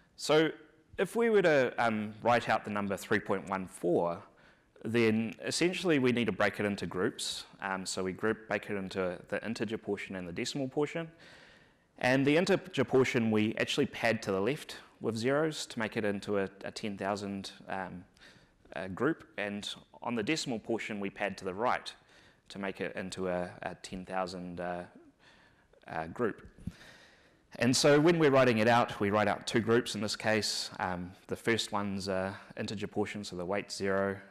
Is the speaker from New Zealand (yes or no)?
yes; New Zealand; accent: New Zealand; moved away; my accent's hard to understand, so I thought I would start off by giving a little bit of a 101 on the New Zealand accent